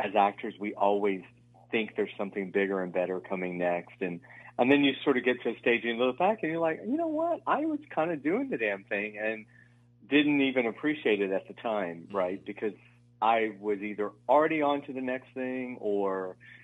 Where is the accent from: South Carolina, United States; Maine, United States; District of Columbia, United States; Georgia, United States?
Georgia, United States; I'm born and raised in Georgia